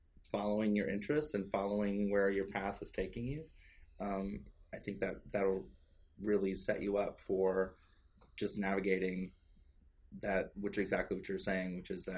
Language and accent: English; South Louisiana, United States; moved away; I'm from South Louisiana and we were having a lot of hurricanes. It was around Katrina